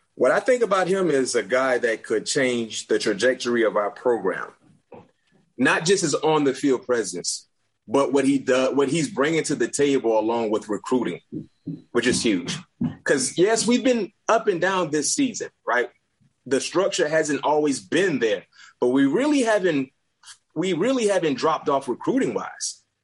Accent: South Florida, United States; growing up in South Florida

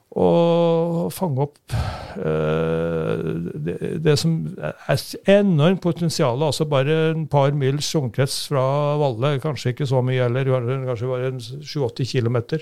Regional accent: Brekken, Trøndelag, Norway; moved away as an adult; also born or lived in Romerike; now in Oslo, Norway; i tredje divisjon i Brekken, der jeg kommer fra

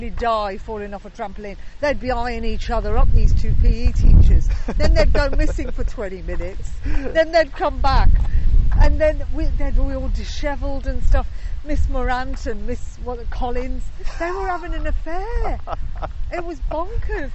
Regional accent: Birmingham, West Midlands, United Kingdom; moved away; I'm on my third pilot, which is actually about growing up in Birmingham. It's based on teenage girls at an all-girls school in Birmingham, and about teenage life growing up in Birmingham, based on my life

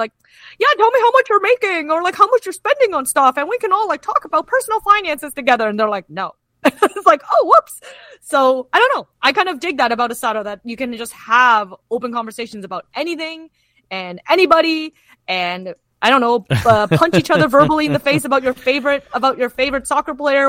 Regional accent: Kitchener, Ontario, Canada; moved away; I'm originally from Kitchener-Waterloo

